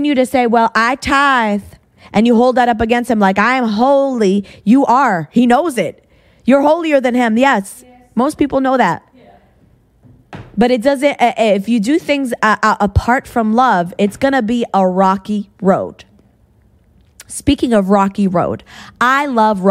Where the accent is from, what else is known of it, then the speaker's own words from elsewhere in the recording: New England, United States; moved away; I came from New England.